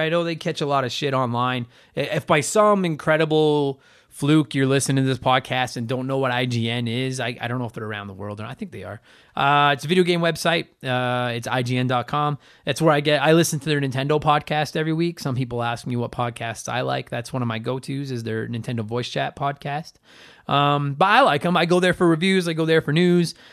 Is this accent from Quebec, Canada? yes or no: no; Edmonton, Alberta, Canada; my hometown